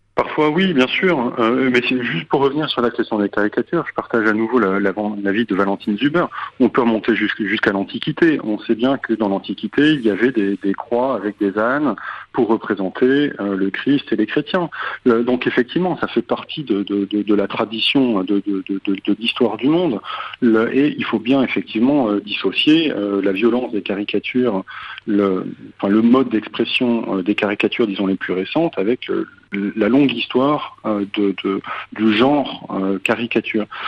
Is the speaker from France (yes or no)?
yes; France; chez nous